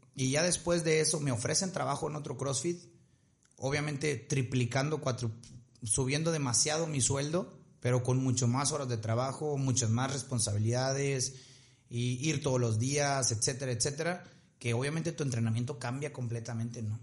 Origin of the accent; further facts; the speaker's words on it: Ciudad Victoria, Tamaulipas, Mexico; nosotros somos de Victoria, pues Monterrey nos queda por si a tres horas